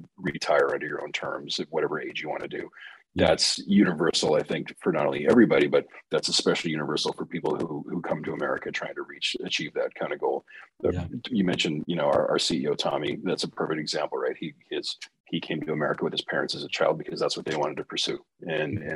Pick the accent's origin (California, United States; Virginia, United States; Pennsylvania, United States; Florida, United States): California, United States; Southern; I was born in Southern California to two parents that had master's degrees.